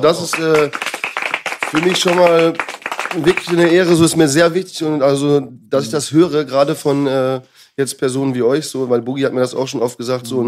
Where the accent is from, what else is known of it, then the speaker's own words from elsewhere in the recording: Dortmund, North Rhine-Westphalia, Germany; moved away as an adult; also born or lived in Münster; now in Vienna, Austria; ich bin äh, Münster geboren, Dortmund aufgewachsen